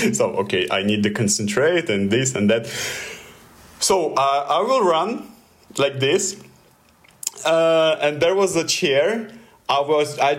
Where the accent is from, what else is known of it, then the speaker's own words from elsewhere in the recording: Russia; accent: Russian; English is a second language; my Russian accent